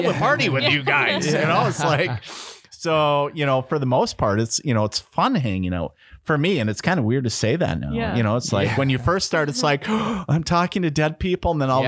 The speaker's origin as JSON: {"language": "English", "region": "Minnesota", "country": "United States", "tie": "born or raised there", "said": "And I'm not a great Minnesotan. I grew up in Minnesota. Yeah. I grew up on the on the border in Minnesota."}